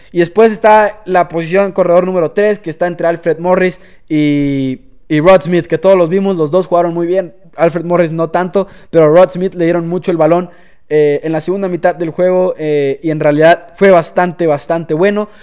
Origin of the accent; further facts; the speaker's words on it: Chihuahua, Mexico; Claro que soy de México, orgullosamente chihuahuense